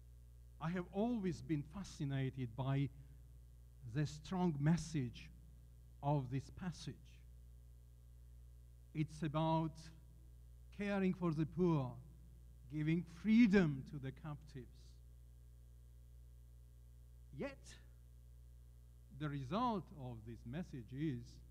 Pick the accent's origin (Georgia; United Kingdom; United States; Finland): Georgia; I come from Georgia